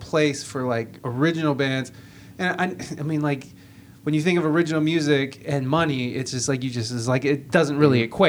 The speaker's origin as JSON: {"language": "English", "town": "Toledo", "region": "Ohio", "country": "United States", "also_born_or_lived": "San Diego", "said": "coming from that back to Toledo, I thought I was coming back to what I left."}